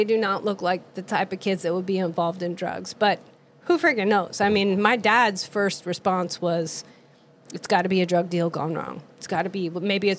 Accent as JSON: {"language": "English", "town": "Moscow", "region": "Idaho", "country": "United States", "tie": "born or raised there", "said": "my hometown in Moscow, Idaho."}